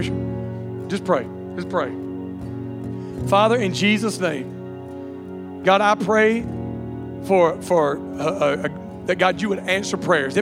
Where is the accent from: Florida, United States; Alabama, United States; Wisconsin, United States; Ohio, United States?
Alabama, United States; accent: redneck; also born or lived in Louisiana; I was born in Louisiana, but was raised in Alabama, okay? I have people tell me I sound like a Cajun all the time, but I was like, no, it's just redneck